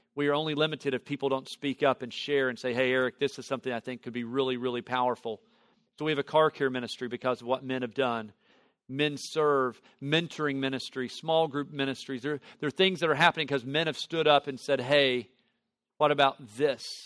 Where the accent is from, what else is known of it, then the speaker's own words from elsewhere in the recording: Tennessee Valley, United States; I grew up in the Tennessee Valley area